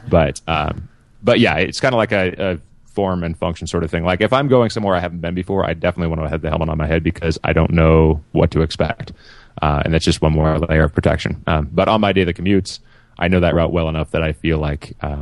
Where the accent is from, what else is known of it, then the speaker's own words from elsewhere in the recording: Portland, United States; I'm from Portland